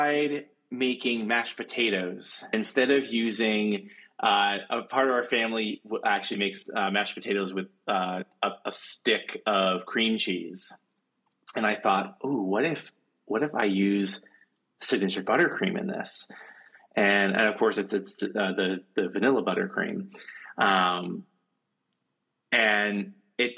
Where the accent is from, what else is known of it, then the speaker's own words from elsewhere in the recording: Maine, United States; working at Wild Oats Bakery, where I grew up in Maine